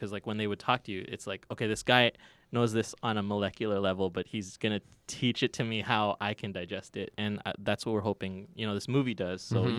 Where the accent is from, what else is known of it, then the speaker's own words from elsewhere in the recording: Toronto, Ontario, Canada; I am from Toronto.